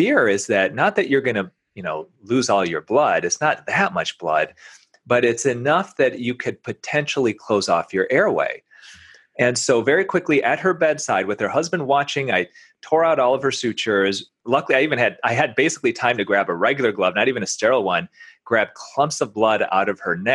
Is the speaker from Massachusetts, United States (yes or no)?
no; Grand Rapids, Michigan, United States; now in Detroit, United States; I'm originally from around Grand Rapids